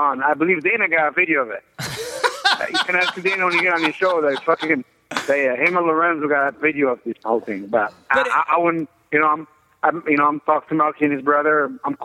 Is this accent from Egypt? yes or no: yes; Egypt; moved away as an adult; also born or lived in Colorado Springs, Colorado / New York; I'm originally from Egypt